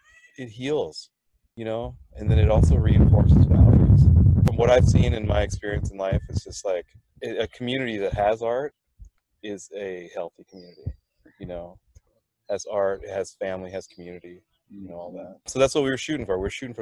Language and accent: English; Thailand; I'm from Thailand originally, so we were in Thailand.